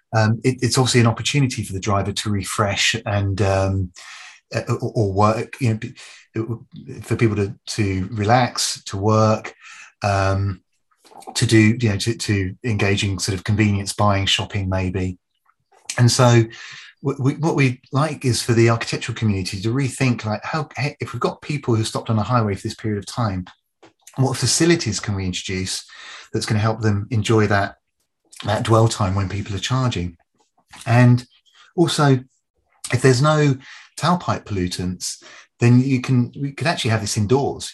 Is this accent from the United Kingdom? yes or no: yes; United Kingdom; moved away as an adult; now in Canada; I'm British by birth, but I'm a I've, you know, I've lived in very happily and, and proud Canadian now for 14 years